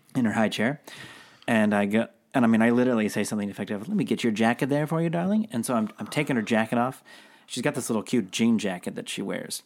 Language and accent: English; Seattle, Washington, United States; now I'm from Seattle, so very coffee heavy town.